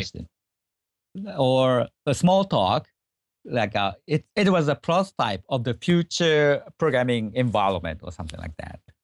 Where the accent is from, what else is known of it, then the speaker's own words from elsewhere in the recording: Japan; English is a second language; I was born in Japan